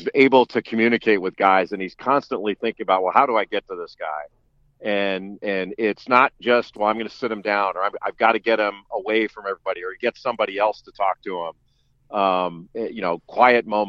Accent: Los Angeles, California, United States; moved away as an adult; I grew up in Los Angeles

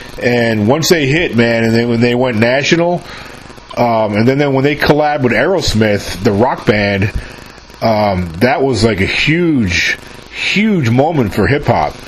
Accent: New York, United States; moved away; I'm from New York too, originally

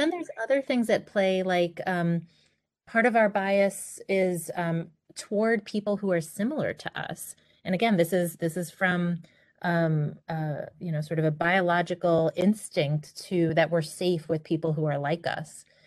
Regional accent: New York City, New York, United States; I grew up in Queens, New York.

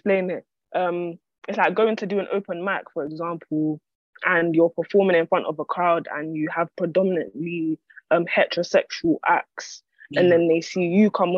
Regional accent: London, United Kingdom; I'm an artist from Islington, North London.

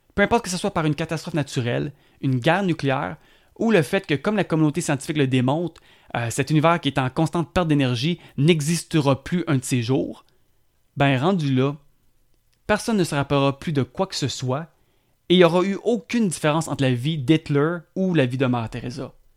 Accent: South Shore of Montreal, Quebec, Canada; Je suis un Québécois, puis je suis fier euh, du Québec et d'être Québécois. Euh, j'ai été élevé sur la sud de Montréal

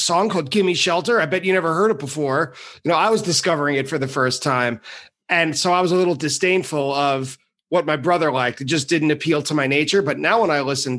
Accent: New York, United States; I'm from New York

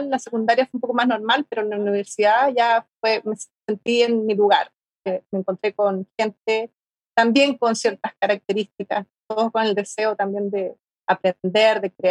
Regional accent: Chile; moved away as an adult; also born or lived in Madrid / Valencia / Berlin; Eso fue, a ver, cuando salí, el 2003 yo salí de Chile. ¿Ya? Para, bueno, me fui a, a Madrid y después estuve, claro, en Valencia, 2004, 2007, 2009, hasta el 2009 viví 2008 viví en España, después me fui a Berlín.

